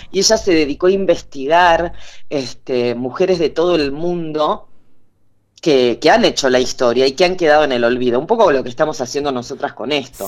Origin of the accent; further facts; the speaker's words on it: Buenos Aires, Argentina; A mí me da vergüenza a veces decir que soy porteña